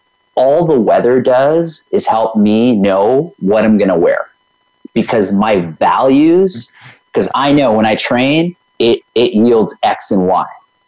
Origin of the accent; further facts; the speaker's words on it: India; I can't swim. I'm Indian. I had all these stories going of why I can't swim.